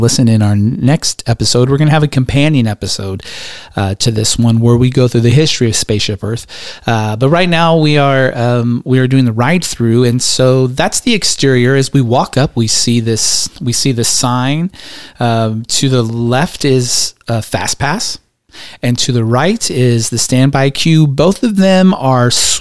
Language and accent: English; West Coast, United States; now in Atlanta suburb, Georgia, United States; We grew up on the West Coast